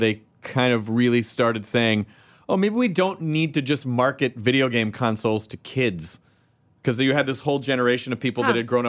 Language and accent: English; Tennessee, United States; I'm from Tennessee.